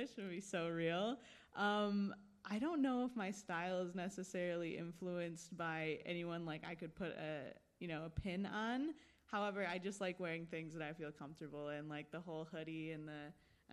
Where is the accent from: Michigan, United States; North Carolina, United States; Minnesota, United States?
Michigan, United States; moved away as an adult; also born or lived in San Diego, California / New York / Chicago; now in Los Angeles, United States; I was born in San Diego. And when I was about 3 years old, I moved to Michigan. I grew up in Michigan, so in like the suburbs, probably about an hour from Detroit.